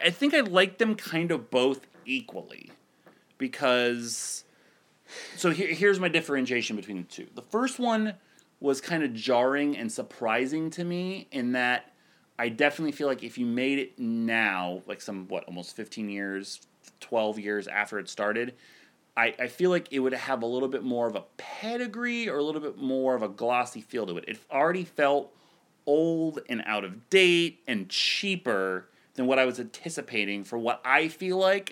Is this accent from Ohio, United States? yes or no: yes; Ohio, United States; I grew up in Ohio